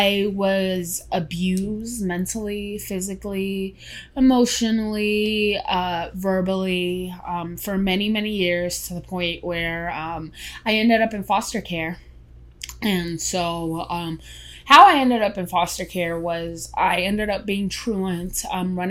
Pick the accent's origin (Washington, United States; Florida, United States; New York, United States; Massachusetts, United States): New York, United States; New York City; also born or lived in Queens, New York; I was born in the Bronx, New York. Then we moved to Queens when I was 11